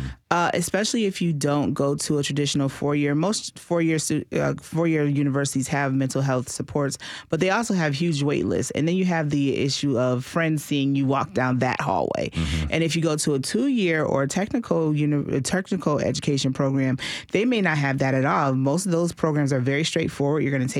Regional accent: Massachusetts, United States; moved away as an adult; And I came down here from Massachusetts to go to Tennessee State. So I was out of state.

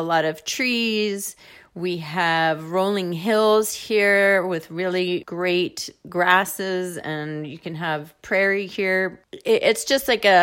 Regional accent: New Jersey, United States; moved away as an adult; also born or lived in New York City / San Francisco / Berkeley; now in Iowa, United States; I grew up mostly outside of New York City in New Jersey, and I was born in New York

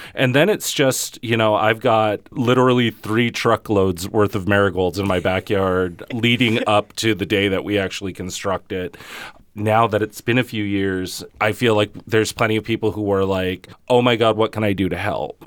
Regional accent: Los Angeles County, California, United States; now in Holyoke, United States; coming from a Chicano perspective, um, and a very West Coast Chicano perspective, very L A County

